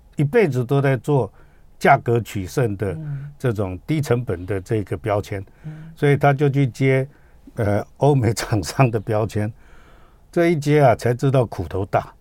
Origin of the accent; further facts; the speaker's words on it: Taiwan; 我们台湾人